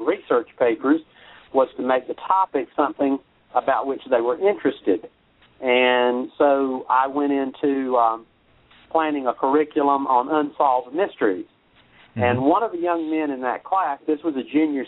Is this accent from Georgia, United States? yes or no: yes; rural South Georgia, United States; I'm a native Georgian